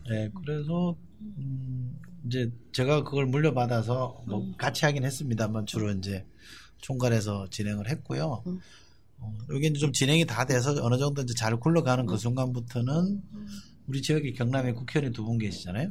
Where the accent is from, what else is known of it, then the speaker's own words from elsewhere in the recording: Busan, South Korea; moved away as an adult; also born or lived in Yeongil, North Gyeongsang; now in Seoul, South Korea; 초중고등학교는 부산에서 졸업했습니다.